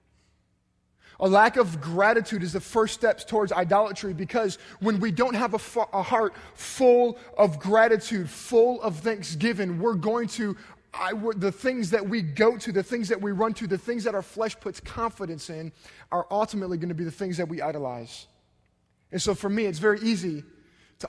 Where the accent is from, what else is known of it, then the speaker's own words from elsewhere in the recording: United States; based on the fact that we're American